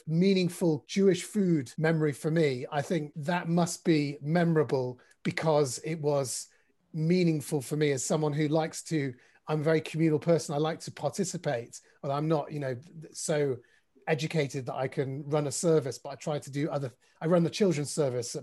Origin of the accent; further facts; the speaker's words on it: Manchester, North West England, United Kingdom; I was part of a shul in Bowdoin, where I grew up in Manchester